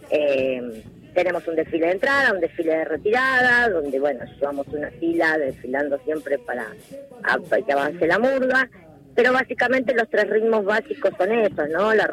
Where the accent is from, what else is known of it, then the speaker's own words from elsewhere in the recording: Buenos Aires, Argentina; Sí, de Saavedra eh, criada desde chica y bueno, sí, toda